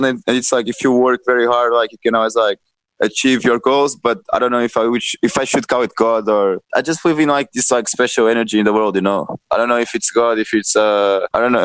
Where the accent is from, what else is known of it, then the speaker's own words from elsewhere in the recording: Caldas da Rainha, Leiria District, Portugal; moved away as an adult; also born or lived in Lisbon; So like I'm from Caldas da Rainha. That's like this really like small town in Portugal. And when I was 18, like I moved from Caldas da Rainha to Lisbon